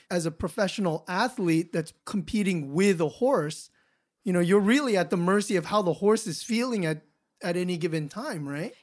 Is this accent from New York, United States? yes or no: no; Los Angeles, California, United States; I grew up in Los Angeles in the city.